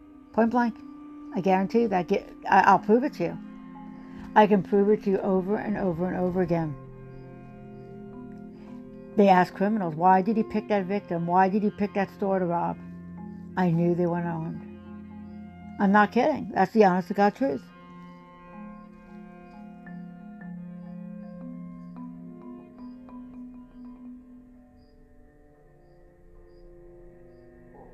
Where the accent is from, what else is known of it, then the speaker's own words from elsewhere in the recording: United States; As American people